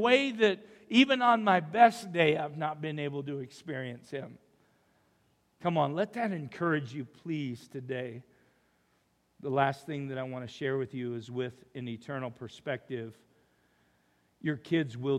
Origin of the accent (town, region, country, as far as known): Umatilla, Oregon, United States; born or raised there; now in Rupert, United States